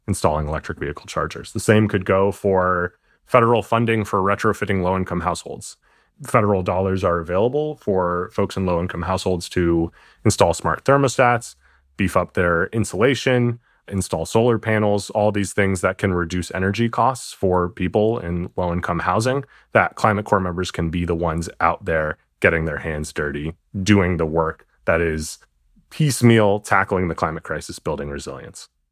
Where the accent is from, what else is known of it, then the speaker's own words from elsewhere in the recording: New York City, New York, United States; moved away; I'm from New York City originally.